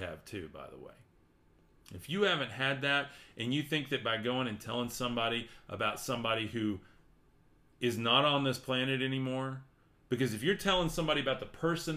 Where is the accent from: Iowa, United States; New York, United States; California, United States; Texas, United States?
Texas, United States; Amarillo; I am from Amarillo, right here, top of Texas, I-40 and I-27, right there